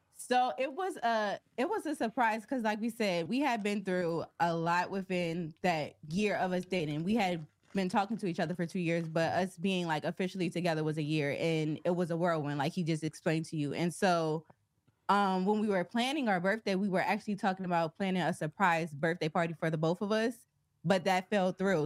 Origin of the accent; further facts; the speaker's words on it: Wilmington, Delaware, United States; moved away as an adult; also born or lived in Philadelphia / Cincinnati; we're both from Delaware, which is a small state, a small city of Wilmington, Delaware